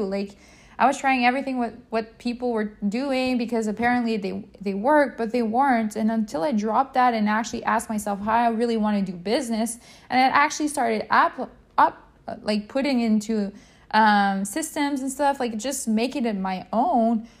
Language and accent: English; Quebec, Canada; I'm from Canada, Quebec, Canada, to be more exact.